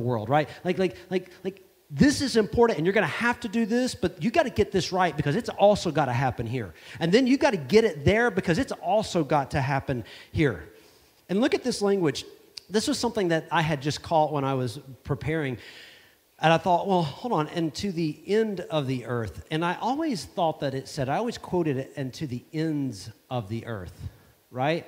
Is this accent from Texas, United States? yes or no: no; Savannah, Georgia, United States; I come from the United States of America. It's a little place called Savannah, Georgia.